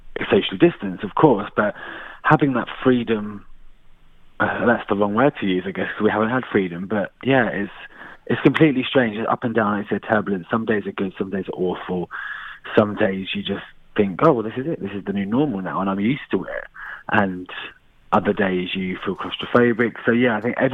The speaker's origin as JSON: {"language": "English", "town": "Luton", "region": "East of England", "country": "United Kingdom", "said": "I'm from Luton"}